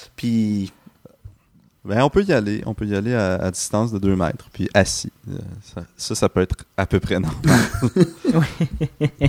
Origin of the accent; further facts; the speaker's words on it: Montreal, Quebec, Canada; en tant que Montréalais